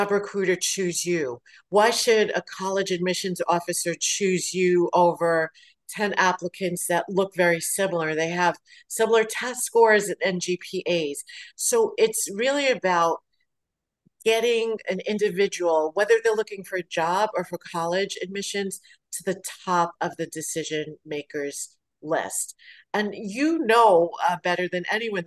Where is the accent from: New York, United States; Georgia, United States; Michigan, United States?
New York, United States; New York City; growing up in Brooklyn